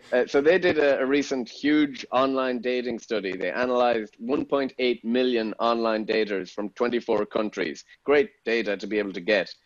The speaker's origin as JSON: {"language": "English", "country": "Ireland", "also_born_or_lived": "Austin, Texas", "moved": "as an adult", "lives_now": "England", "said": "as an Irishman"}